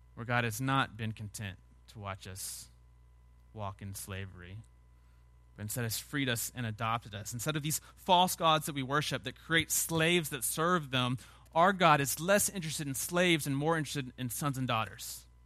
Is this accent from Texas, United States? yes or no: yes; Sugar Land, Texas, United States; I grew up in Sugarland